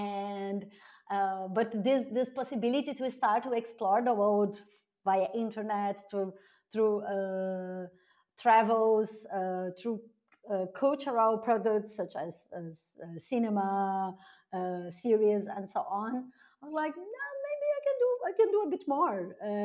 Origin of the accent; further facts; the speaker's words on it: South Region, Brazil; moved away as an adult; also born or lived in Rio de Janeiro, Brazil; now in Berlin, Germany; my hometown in Brazil, it's considered a small town and it's 250,000 inhabitants.